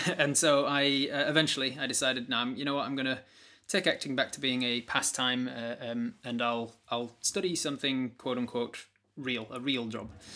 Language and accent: English; United Kingdom; being British